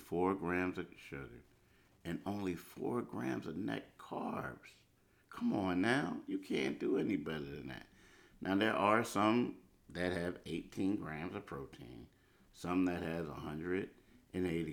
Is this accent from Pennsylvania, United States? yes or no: yes; Philadelphia, Pennsylvania, United States; I grew up in Philly